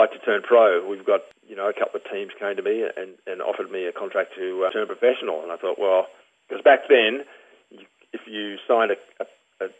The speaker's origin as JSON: {"language": "English", "country": "Australia", "also_born_or_lived": "Paris, France", "moved": "as an adult", "said": "as an Australian, when you represent the country as a Commonwealth Games athlete"}